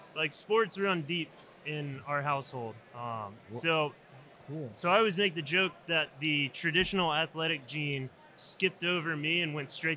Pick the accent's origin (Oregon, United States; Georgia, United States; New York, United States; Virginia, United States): Virginia, United States; Yeah, so I'm originally from Virginia. I grew up on the coast, so close to Virginia Beach, pretty big touristy spot on the East Coast.